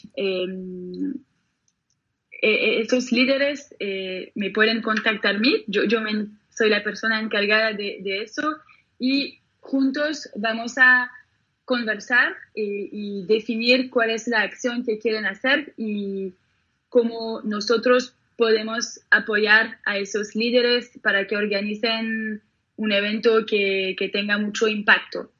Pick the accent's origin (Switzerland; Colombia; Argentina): Switzerland; Geneva; por las orillas del lago, en, Ginebra, donde yo nací